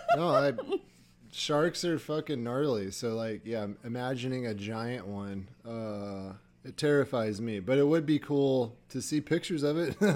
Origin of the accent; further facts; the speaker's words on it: Iowa, United States; I grew up and lived near the Mississippi, you know, in Iowa